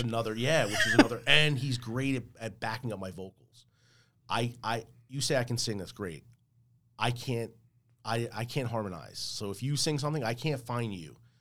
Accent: Port Reading, New Jersey, United States; also born or lived in Elizabeth, New Jersey; I grew up in Port Reading.

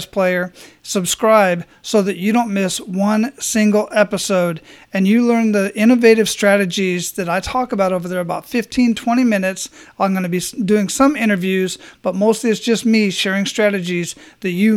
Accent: Phoenix, Arizona, United States; moved away; I was born and raised in Phoenix, Arizona.

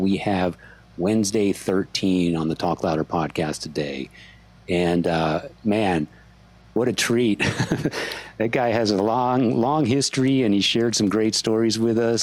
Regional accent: San Antonio, Texas, United States; I grew up with him in San Antonio

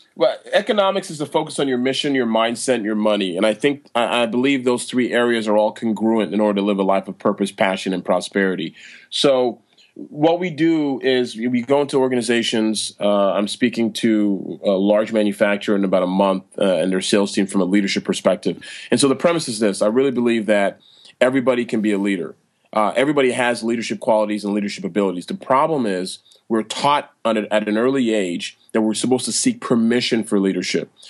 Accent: Toronto, Ontario, Canada; I'm born and raised in Toronto, Canada

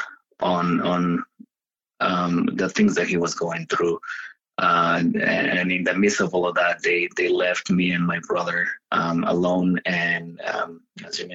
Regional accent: Mexico; now in United States; me growing up in Mexico

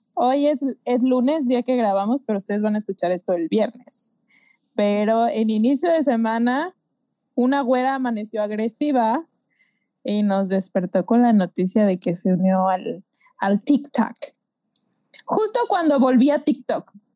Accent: Mexico; yo soy mexicana

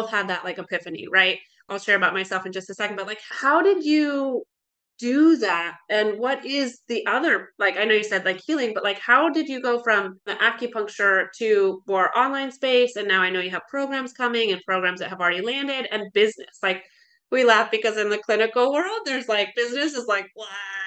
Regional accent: Alaska, United States; moved away as an adult; also born or lived in Oregon; I grew up in Alaska, really loved Alaska

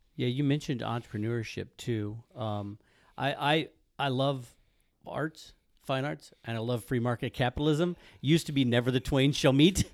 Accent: Midwest, United States; I grew up in the Midwest, Southern Baptist

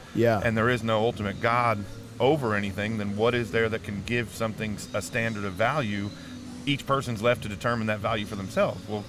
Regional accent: New Milford, Connecticut, United States; That's New Milford, Connecticut. That's where I grew up

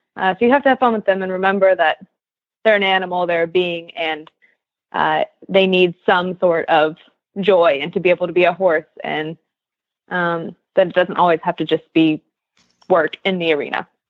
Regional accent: Kansas, United States; moved away; I'm from Kansas

